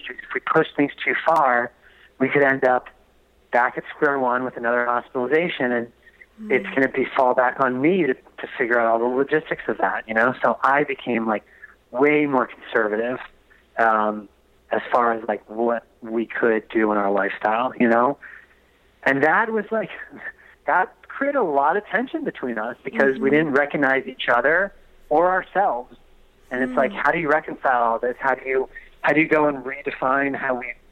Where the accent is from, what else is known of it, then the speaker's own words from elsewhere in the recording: East Coast, United States; also born or lived in Delaware; I'm from the East Coast.